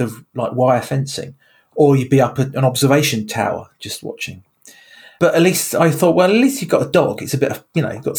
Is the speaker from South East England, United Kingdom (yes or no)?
yes; Sevenoaks, South East England, United Kingdom; I grew up in Kent, in a place called Seven Oaks